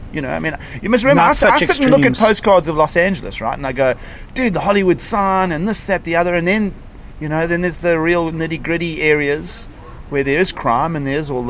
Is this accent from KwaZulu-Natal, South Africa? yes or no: yes; Durban, KwaZulu-Natal, South Africa; So I was born in Durban. Okay. Everybody will know Durban. East Coast, subtropical climate.